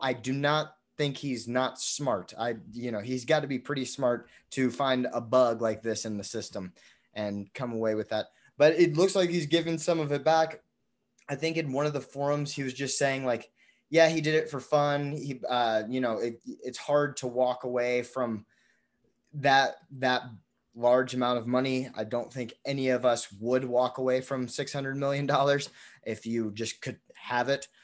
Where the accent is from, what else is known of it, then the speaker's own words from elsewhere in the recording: United States; being an American